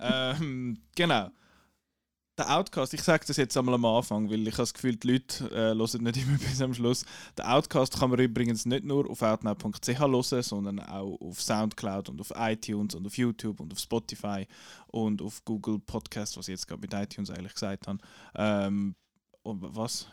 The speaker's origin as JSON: {"language": "German", "country": "Switzerland", "accent": "Swiss German", "first_language": "Swiss German", "said": "weil Schweizerdeutsch unsere Muttersprache ist"}